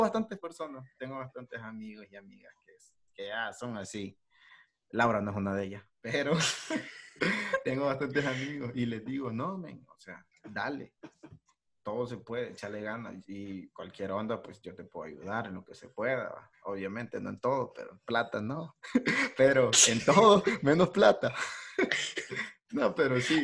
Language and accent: Spanish; El Salvador; yo soy de, de El Salvador